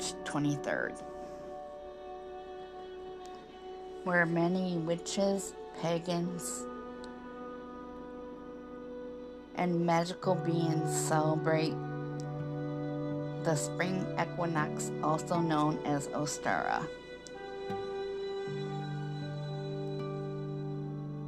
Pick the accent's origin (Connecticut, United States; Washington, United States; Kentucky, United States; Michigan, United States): Michigan, United States; I grew up in Michigan